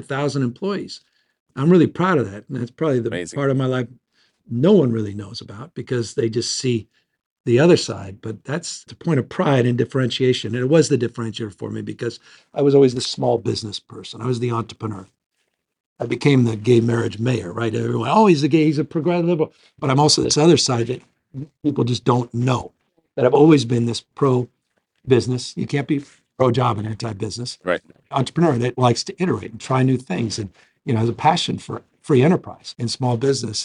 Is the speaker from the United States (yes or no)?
yes; San Francisco, California, United States; born and raised in San Francisco.